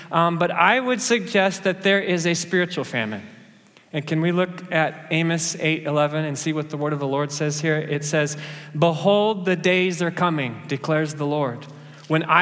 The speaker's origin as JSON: {"language": "English", "country": "Kenya", "said": "it's just that I'm a Kenyan and I was born to run, right?"}